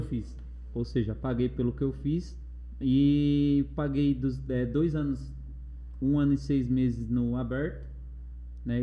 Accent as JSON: {"language": "Portuguese", "town": "Mauá", "region": "São Paulo", "country": "Brazil", "also_born_or_lived": "Osasco", "said": "como eu sou de Mauá, eu falei assim, eu vou morar na rua não, é, longe do, do meu pessoal"}